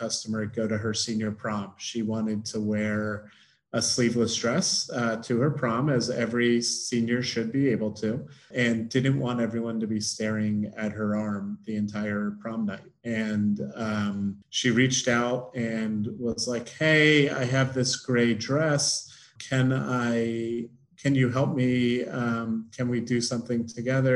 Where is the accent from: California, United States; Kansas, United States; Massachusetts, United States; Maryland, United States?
Maryland, United States; Baltimore; growing up in Baltimore, lacrosse is a big sport